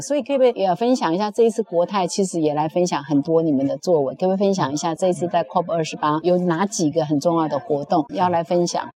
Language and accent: Chinese; Taiwan; 我来自我们台湾的国代金控